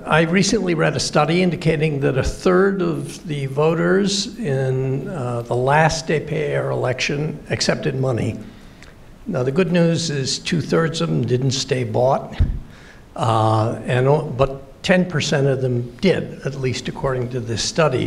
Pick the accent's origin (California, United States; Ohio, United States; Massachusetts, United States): Massachusetts, United States; Boston; moved away; I come from Boston